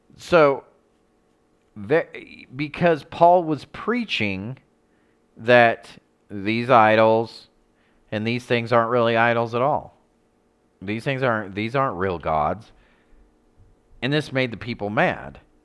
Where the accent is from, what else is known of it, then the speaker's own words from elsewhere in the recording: United States; I'm American.